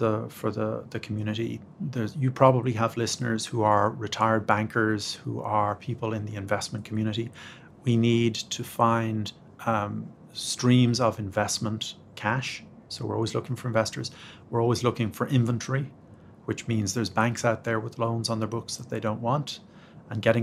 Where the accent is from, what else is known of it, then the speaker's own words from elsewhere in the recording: Ireland; moved away as an adult; now in United States; being Irish